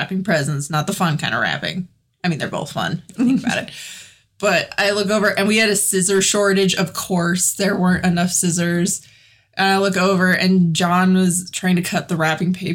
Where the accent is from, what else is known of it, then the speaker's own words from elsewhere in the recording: Colorado, United States; we're from Colorado.